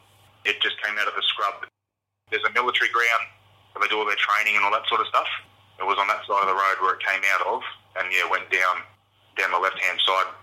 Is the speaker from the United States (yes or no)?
no; Beechmont, Queensland, Australia; I've grown up around the inland pretty much all my life. I lived up in Beachmont, Lower Beachmont.